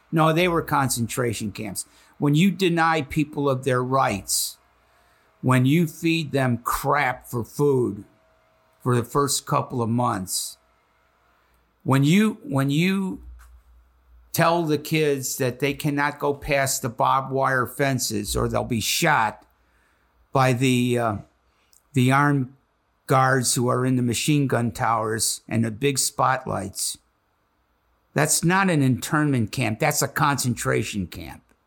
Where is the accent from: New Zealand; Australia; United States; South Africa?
United States; Chicago, Illinois; now in Cincinnati, United States; I'm from Chicago, Illinois, so I'm as American as anybody else in this classroom.